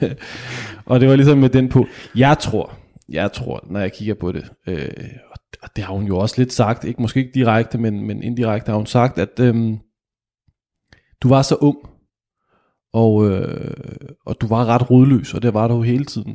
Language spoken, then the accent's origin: Danish; Kokkedal, Capital Region of Denmark, Denmark; Jeg kom fra Kokkedal